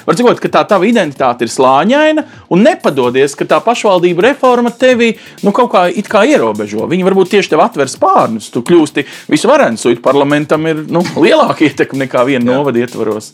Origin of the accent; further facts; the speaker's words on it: Riga, Latvia; es kā rīdzinieks